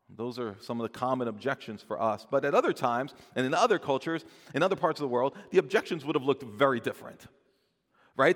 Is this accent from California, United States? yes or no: no; New Jersey, United States; I'm from New Jersey